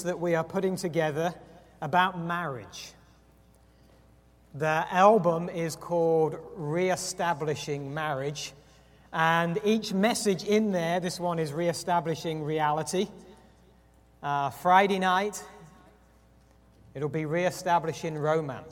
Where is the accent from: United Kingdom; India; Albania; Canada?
United Kingdom; England; moved away; I am English, but I'm not 55.